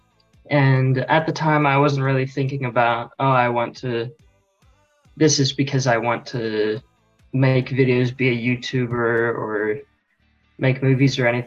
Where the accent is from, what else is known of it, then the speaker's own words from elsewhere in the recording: Sydney, New South Wales, Australia; also born or lived in United States; I live in Australia, but I was born in America and lived there for 8 years. And so I've been here in Sydney for 13 years